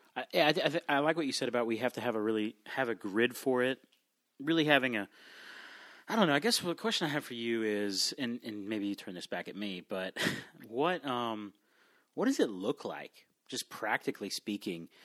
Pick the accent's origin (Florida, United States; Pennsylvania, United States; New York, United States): Florida, United States; South; I grew up in South Florida